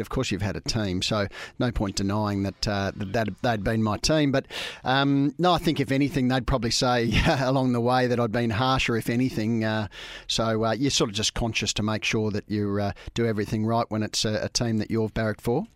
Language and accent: English; Camberwell, Victoria, Australia; also born or lived in England / Dandenong / Haileybury; I grew up um, in a few places, but um, originally in uh, Camberwell